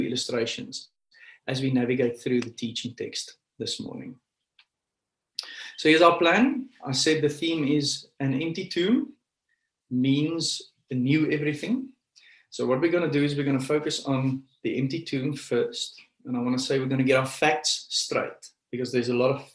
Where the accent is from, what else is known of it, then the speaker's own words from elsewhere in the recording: Pretoria, Gauteng, South Africa; I grew up in Pretoria